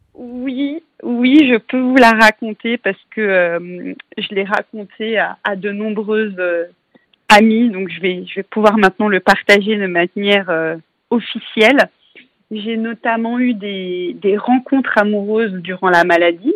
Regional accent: Paris, Île-de-France, France; je suis parisienne

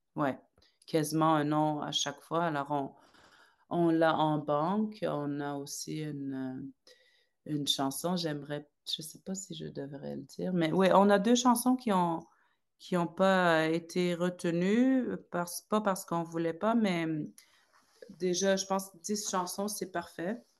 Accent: Salluit, Quebec, Canada; moved away as an adult; j'ai grandi là-bas jusqu'à mes 22 ans.

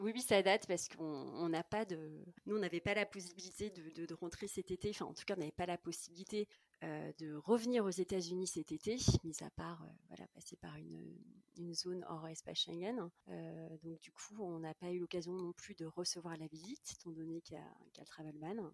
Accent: Saint-Étienne, Auvergne-Rhône-Alpes, France; also born or lived in Paris / Reims / Michigan; now in United States; je suis originaire de Saint-Étienne

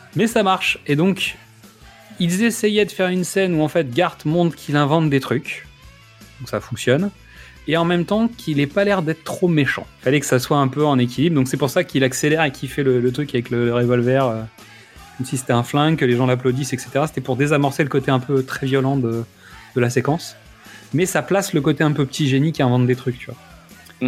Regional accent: France; avec lesquels on a grandi, nous, en France aussi

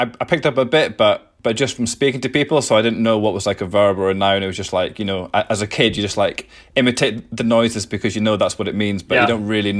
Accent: Edinburgh, Scotland, United Kingdom; Yeah, I grew up here in Edinburgh.

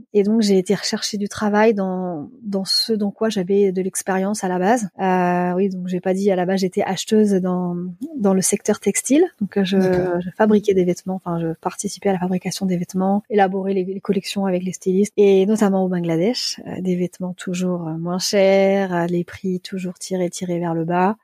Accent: Lille, Hauts-de-France, France; moved away as an adult; also born or lived in Paris; now in Hamburg, Germany; je suis originaire de Lille

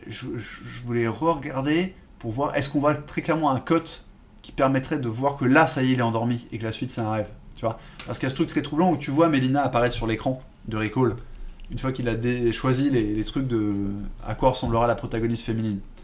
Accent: France; en tant que français

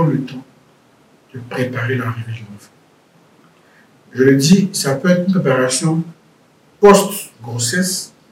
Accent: Riga, Latvia; voyez, chez nous, à Riga, les conditions des maisons, c'est moins million.

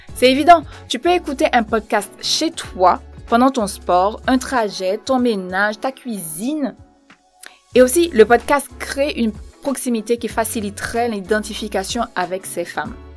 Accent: Port-au-Prince, Ouest, Haiti; moved away as an adult; now in France; Je suis née à Port-au-Prince en Haïti en 1987.

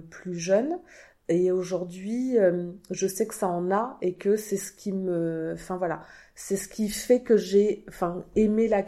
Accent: Normandy, France; born there; also born or lived in Martinique; Je suis née en Normandie, j'ai vécu 5 ans de ma très longue vie maintenant en Martinique.

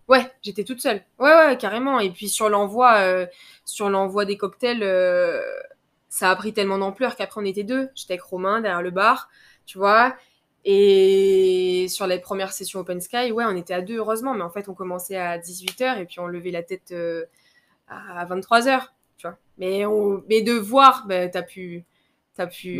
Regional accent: Guadeloupe; moved away as an adult; also born or lived in Metropolitan France; je rentre en Guadeloupe, je rentre chez moi

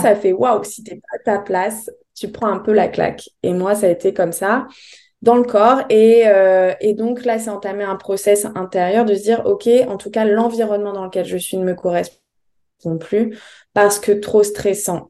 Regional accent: Bordeaux, Nouvelle-Aquitaine, France; moved away as an adult; also born or lived in Paris; je suis de Bordeaux

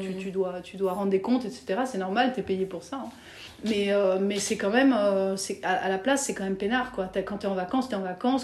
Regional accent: France; moved away as an adult; also born or lived in Paris / Belgium; now in Brussels, Belgium; pour une française

